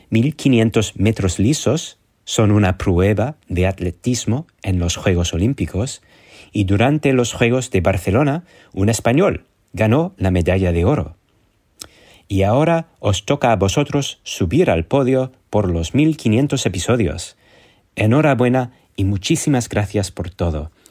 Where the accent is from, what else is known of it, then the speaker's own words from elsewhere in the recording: London, United Kingdom; Spanish is a second language; Soy …, de Londres